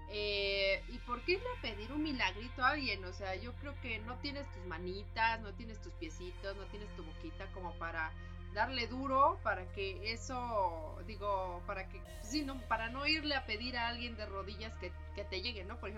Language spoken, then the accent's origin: Spanish; Mexico